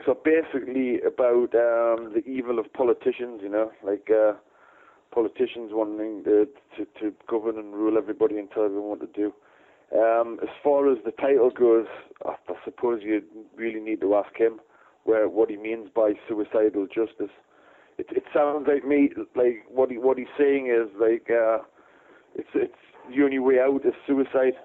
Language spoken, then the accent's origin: English; Newcastle upon Tyne, North East England, United Kingdom; we come from Newcastle, which is in the north of England